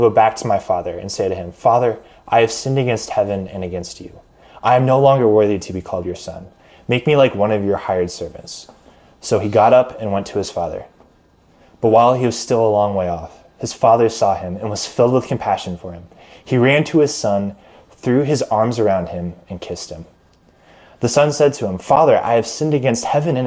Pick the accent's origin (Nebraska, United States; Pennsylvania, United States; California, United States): Nebraska, United States; Omaha; I was born and raised in Omaha and live in Omaha currently